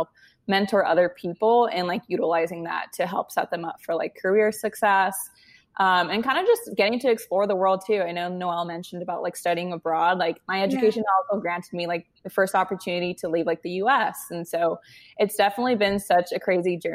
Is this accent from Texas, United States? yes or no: no; Westminster, California, United States; moved away as an adult; also born or lived in New York; I grew up in Orange County, California. I grew up in like Westminster, Huntington Beach area